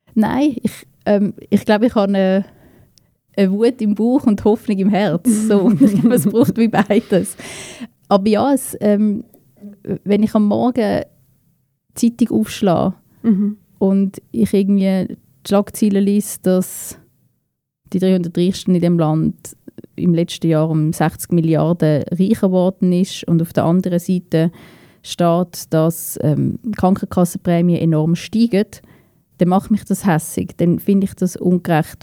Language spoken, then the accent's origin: German; Winterthur, Zurich, Switzerland; also born or lived in Basel-Landschaft; Meine ganze Kindheit, meine ganze Jugend, eigentlich der allergrößte Teil von meinem Leben habe ich da in Winterthur verbracht.